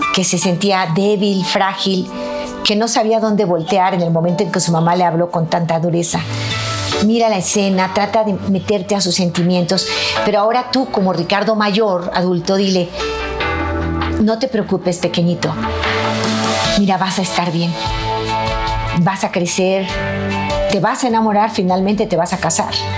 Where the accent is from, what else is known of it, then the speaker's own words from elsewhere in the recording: Mexico; mi país, México